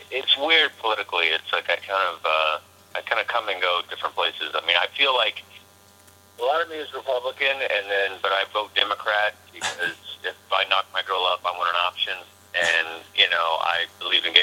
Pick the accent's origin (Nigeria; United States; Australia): United States; Texas; I come from Texas, and I sport a bit of a cowboy look, sure.